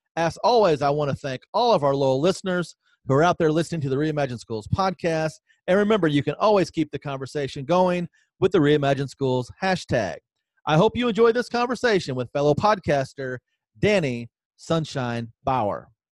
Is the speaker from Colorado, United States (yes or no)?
no; Southern Illinois, United States; we're both Illinois guys, you from Champaign, I'm from Southern Illinois